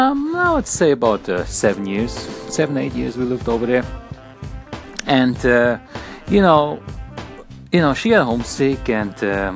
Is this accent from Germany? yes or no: yes; Berlin, Germany; now in United States; I came all the way from Berlin, Germany to the United States.